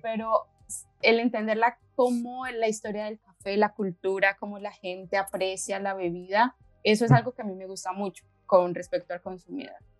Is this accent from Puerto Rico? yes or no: no; Colombia; moved away as an adult; now in Slovenia; soy de Colombia, llevo seis años acá, en Eslovenia.